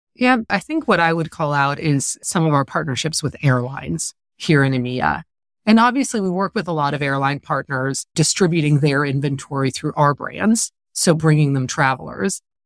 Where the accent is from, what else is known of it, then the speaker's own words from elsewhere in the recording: California, United States; moved away; also born or lived in Paris, France; a Californian who lived in Paris for many years